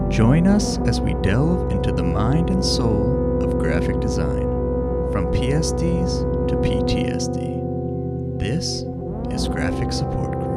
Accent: New Jersey, United States; moved away as an adult; also born or lived in Garden City, Long Island, New York / New York; now in Tokyo, Japan; I moved to New Jersey when I was like seven, I think, and then I was there for a while until, yeah, basically up until college

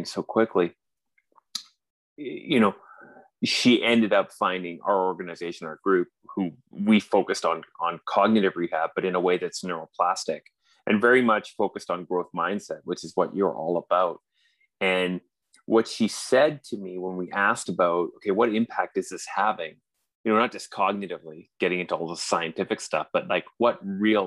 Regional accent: Canada; accent: strong Canadian; now in Vancouver, Canada; as you can tell by my strong Canadian accent, I'm in Vancouver, British Columbia

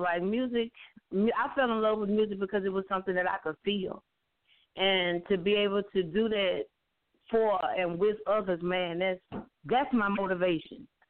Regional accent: Louisiana, United States; moved away; had actually moved back to my hometown in Louisiana

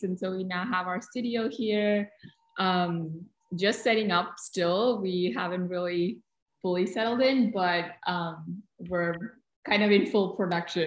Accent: Kochi, Kerala, India; moved away as an adult; also born or lived in New Delhi, India; I had just moved from the south of India where I was born in Kochi to New Delhi for college

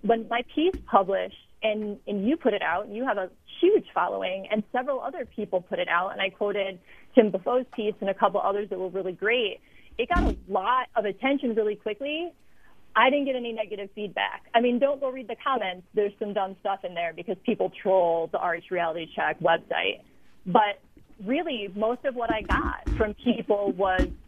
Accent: Chicago, Illinois, United States; moved away as an adult; my hometown media, and I listened to a lot of sports radio when I lived there

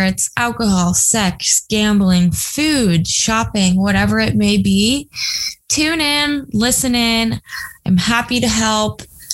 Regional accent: Ohio, United States; now in Los Angeles, United States; born and raised in Ohio

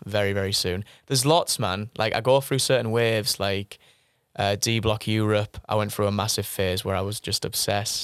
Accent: Middlesbrough, North East England, United Kingdom; I was born in Middlesbrough

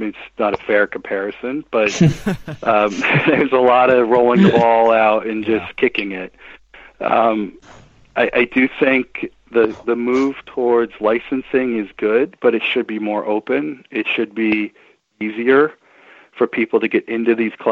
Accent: Williamsport, Pennsylvania, United States; I played Little League baseball starting when I was a little kid growing up in Williamsport, Pennsylvania

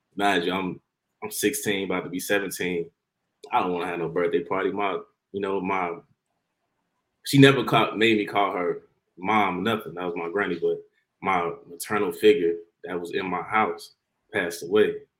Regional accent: Harvey, Illinois, United States; I grew up since I was like what six months I was living in Harvey my whole life

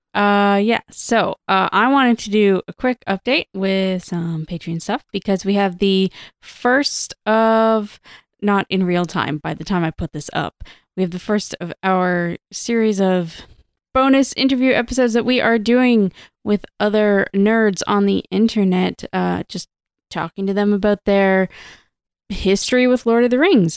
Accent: Toronto, Ontario, Canada; moved away; I grew up in Toronto

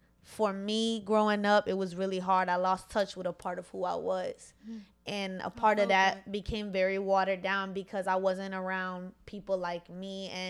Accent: Virginia, United States; born or raised there; first language Spanish; English is a second language; also born or lived in Bronx, New York

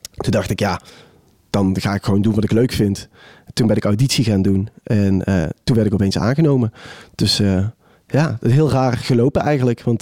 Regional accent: Maastricht, Limburg, Netherlands; Nee, nee, ik kom uit Maastricht. Maar dat is zeg maar afgeleerd. Uh, Brabant is zeg maar aangeleerd, ja.

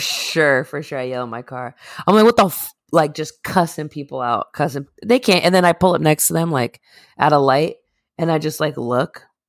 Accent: Northeast, United States; we're from the Northeast.

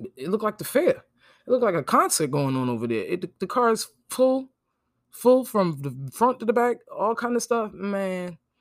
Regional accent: New Jersey, United States; moved away as an adult; now in Jacksonville, United States; I'm from New York, New Jersey. I grew up there.

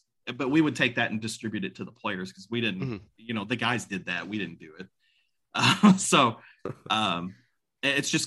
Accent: Louisville, Kentucky, United States; I grew up in the South End

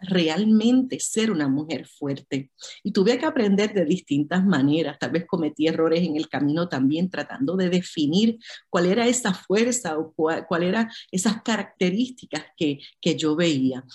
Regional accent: Puerto Rico; yo soy de Puerto Rico

